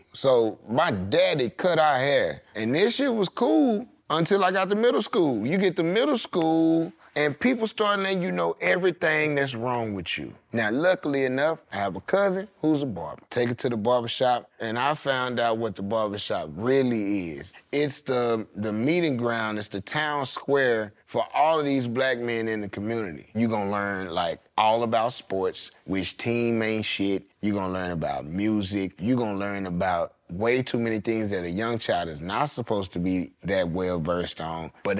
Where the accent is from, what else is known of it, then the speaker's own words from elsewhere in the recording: Dallas, Texas, United States; I'm from Oak Cliff, bro.